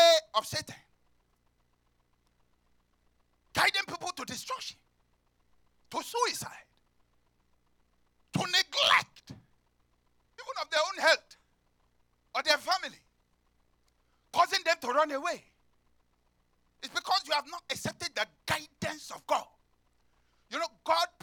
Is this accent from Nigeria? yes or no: yes; Nigeria; moved away; I come from Africa. Nigeria especially